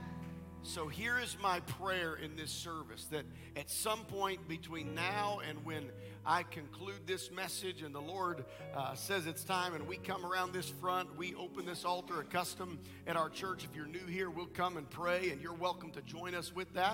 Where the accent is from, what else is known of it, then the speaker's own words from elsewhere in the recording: Nebraska, United States; I grew up in Nebraska